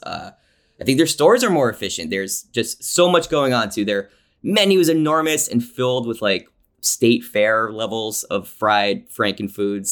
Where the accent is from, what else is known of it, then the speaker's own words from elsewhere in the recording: New Jersey, United States; also born or lived in Pittsburgh, Pennsylvania; I was born in Pittsburgh. grew up in New Jersey